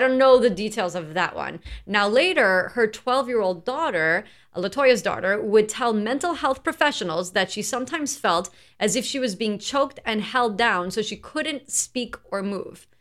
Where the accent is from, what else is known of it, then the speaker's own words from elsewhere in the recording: New York, United States; we're from New York